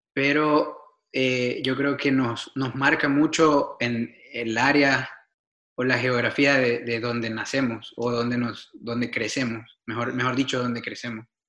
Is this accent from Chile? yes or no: no; El Salvador; born or raised there; moved away as an adult; also born or lived in Argentina / Denmark / New York, United States; now in Portland, United States